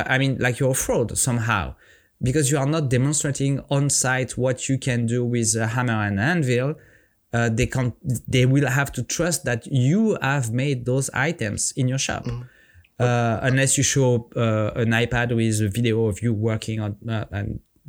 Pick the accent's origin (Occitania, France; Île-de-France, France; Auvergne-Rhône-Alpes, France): Auvergne-Rhône-Alpes, France; Don't underestimate me. I'm from the French Alps and it's cold here as well. Not as cold as Norway, for sure.